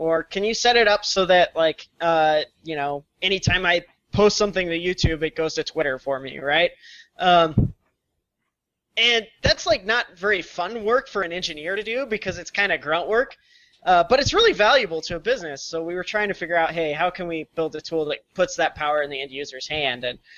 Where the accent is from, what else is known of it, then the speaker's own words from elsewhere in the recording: Missouri, United States; We're just Midwest geeks, if you will, I guess. So we were all born and raised in Missouri. Met each other in school at the University of Missouri.